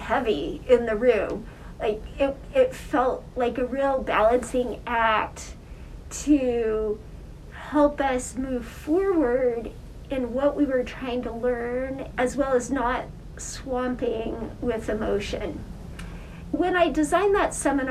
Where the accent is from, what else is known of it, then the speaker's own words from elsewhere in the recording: Wyoming, United States; moved away; I grew up in Wyoming